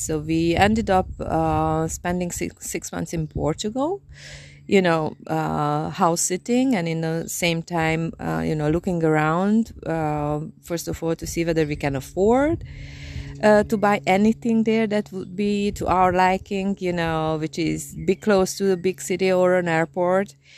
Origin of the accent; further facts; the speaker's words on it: Transylvania, Romania; English is a second language; now in Hungary; I'm from, um, Transylvania, which is a part of Hungary